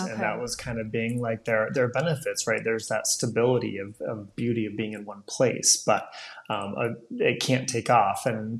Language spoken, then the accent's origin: English; Rome, Lazio, Italy; But if you're a Jewish person growing up in Rome, that's a very different experience, right? All of a sudden, that's changed. So when I was 10, I went from the majority of everyone I knew either being of the same faith or at least understanding it